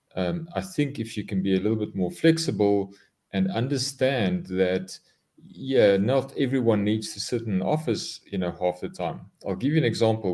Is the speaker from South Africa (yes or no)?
yes; South Africa; I am a South African, born and bred in South Africa